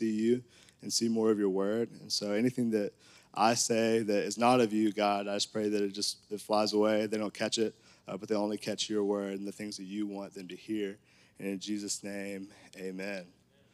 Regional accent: Conway, Arkansas, United States; I grew up in Conway

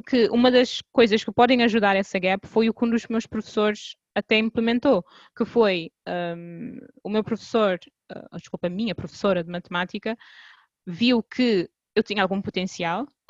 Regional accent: Cape Verde; sou, sou cabo-verdiana

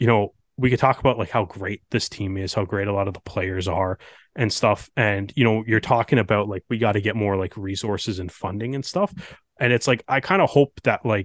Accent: Canada; as Canadian rugby fans

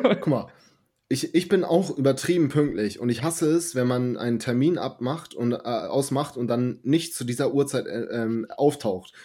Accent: Germany; ich bin nun mal in Deutschland geboren und ich bin hier aufgewachsen und ich sehe Deutschland als meine Heimat

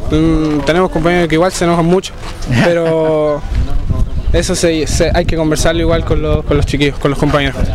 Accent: Chile; siempre dicen que soy de otro país, pero soy chileno. Mi papá es africano, pero soy chileno.

